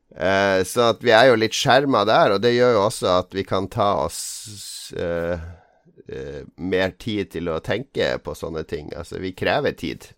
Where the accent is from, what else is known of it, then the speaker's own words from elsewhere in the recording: Norway; Vi er jo nordmenn